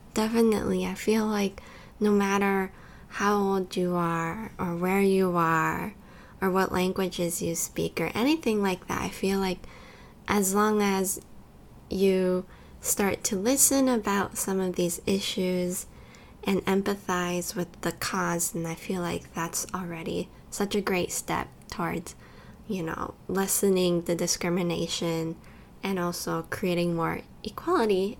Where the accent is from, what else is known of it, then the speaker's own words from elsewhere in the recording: California, United States; moved away as an adult; also born or lived in Taiwan; now in Tokyo, Japan; I was born in California and I also grew up in both California and Taiwan, and I'm going to university in Japan right now